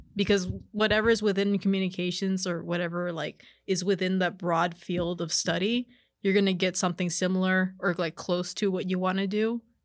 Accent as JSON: {"language": "English", "town": "McAllen", "region": "Texas", "country": "United States", "tie": "born or raised there", "also_born_or_lived": "Edinburg, Texas / Mercedes, Texas", "said": "I was raised in McAllen, I went to high school in Mercedes"}